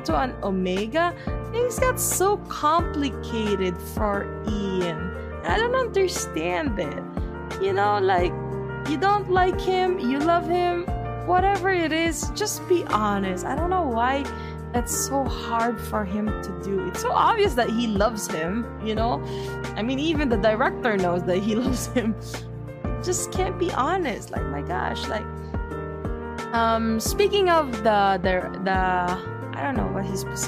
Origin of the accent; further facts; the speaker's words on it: Philippines; me being Filipino, that Filipino pride be hitting me different